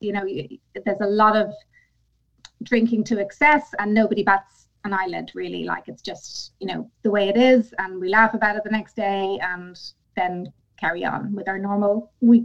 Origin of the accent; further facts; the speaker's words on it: Ireland; I'm Irish. Mm-hmm. So it's ingrained in us from, birth